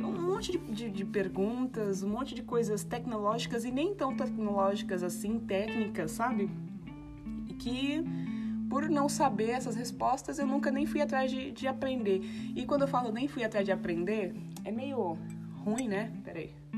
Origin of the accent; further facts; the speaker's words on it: Guarulhos, São Paulo, Brazil; now in Ubatuba, Brazil; cresci em Guarulhos, ali no Tabuão